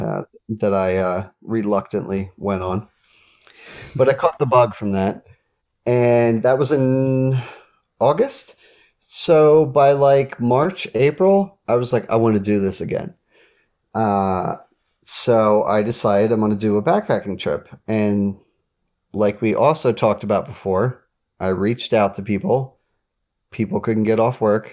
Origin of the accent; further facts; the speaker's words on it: Delaware, United States; I'm from Delaware.